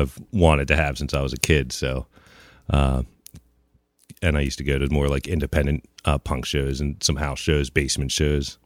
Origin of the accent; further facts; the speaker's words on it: New Holland, Pennsylvania, United States; also born or lived in Long Island, New York / Lancaster, Pennsylvania / Millersville, Pennsylvania / Lititz, Pennsylvania; I grew up more in the New Holland area